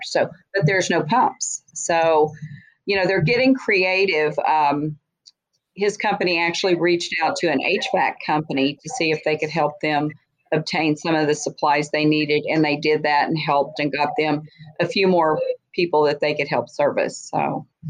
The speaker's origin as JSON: {"language": "English", "region": "Texas", "country": "United States", "tie": "born or raised there", "said": "I was born and raised in Texas"}